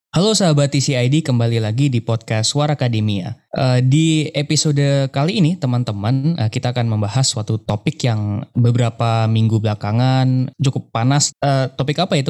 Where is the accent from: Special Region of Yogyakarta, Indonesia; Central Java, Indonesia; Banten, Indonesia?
Special Region of Yogyakarta, Indonesia; Yogyakarta; moved away as an adult; now in Jakarta, Indonesia; Dulu saya dari S M P, S M A sampai kuliah di Jogja